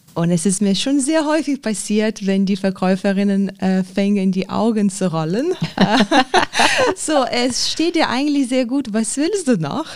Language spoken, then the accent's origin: German; Lithuania; German is a second language; now in Germany; ich komme ursprünglich aus Litauen